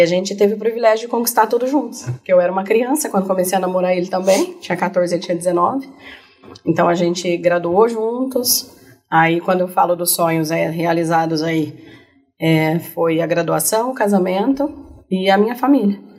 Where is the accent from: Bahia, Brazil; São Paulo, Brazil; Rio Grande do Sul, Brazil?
São Paulo, Brazil; Barretos; eu sou de Barretos, né? Nascida e uhum. criada em Barretos